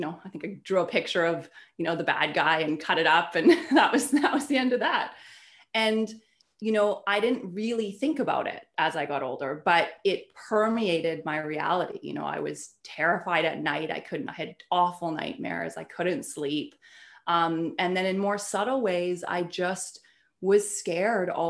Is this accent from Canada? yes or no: yes; Canada; I'm Canadian and I grew up in a very small town, beautiful, peaceful, small town in Canada